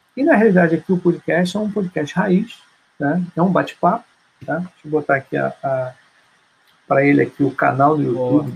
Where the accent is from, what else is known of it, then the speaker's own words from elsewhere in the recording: Brazil; a gente é, brasileiro